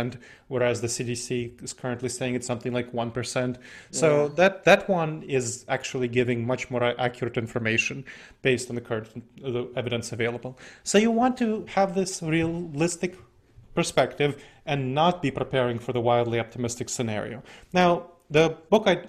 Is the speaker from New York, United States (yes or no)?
no; Columbus, Ohio, United States; my hometown of Columbus, Ohio.